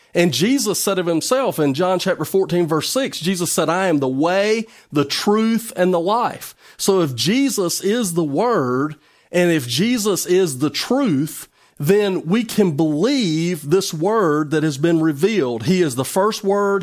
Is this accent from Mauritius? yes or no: no; United States; as an American citizen